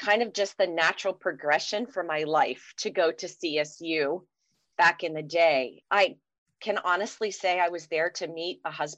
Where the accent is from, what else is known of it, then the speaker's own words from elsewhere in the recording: Falls, Pennsylvania, United States; I grew up over there in Falls, Pennsylvania, which is about 30 minutes from campus